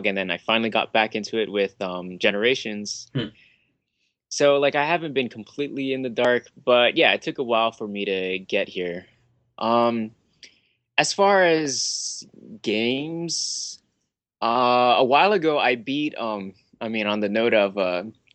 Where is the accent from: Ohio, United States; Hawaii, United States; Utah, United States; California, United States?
Hawaii, United States; I'm from Hawaii